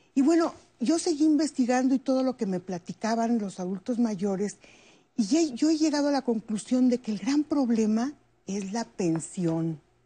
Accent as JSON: {"language": "Spanish", "country": "Mexico", "said": "yo me vengo a México"}